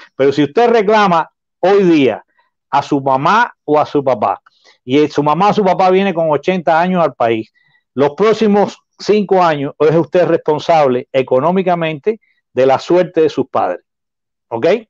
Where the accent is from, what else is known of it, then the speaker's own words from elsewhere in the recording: Cuba; now in United States; yo soy cubano, y tengo, no tengo familia ya en Cuba porque todas las he traído para acá